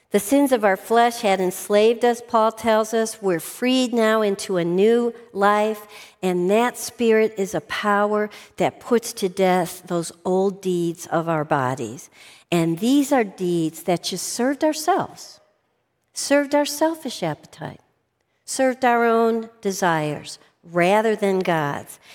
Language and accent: English; outside of Chicago, Illinois, United States; I grew up outside of Chicago